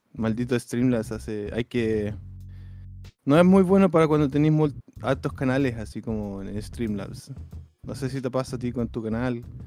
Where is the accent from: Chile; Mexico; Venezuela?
Chile; now in United States; como buen chileno